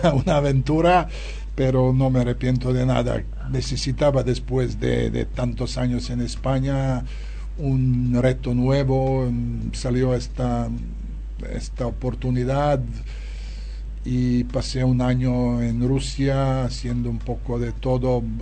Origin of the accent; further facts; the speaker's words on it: Serbia; Spanish is a second language; now in Barcelona, Spain; la gente que viene de, mi tierra, no solo de, Serbia, sino de toda ex Yugoslavia